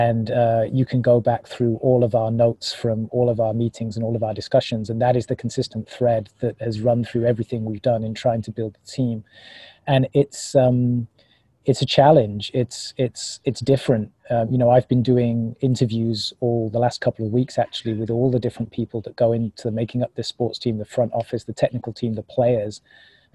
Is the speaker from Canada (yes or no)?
no; United Kingdom; now in Oakland, United States; being British by birth